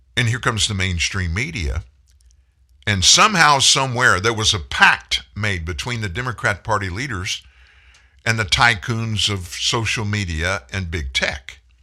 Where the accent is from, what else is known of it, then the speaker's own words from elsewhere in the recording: Louisiana, United States; I'm from Louisiana